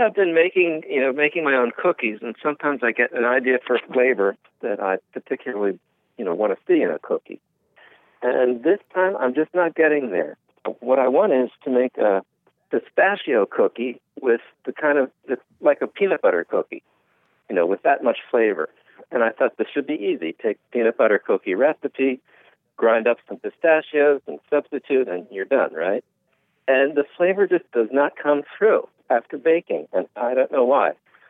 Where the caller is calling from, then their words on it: Pennsylvania, United States; I'm calling from, I'm near Philadelphia right now.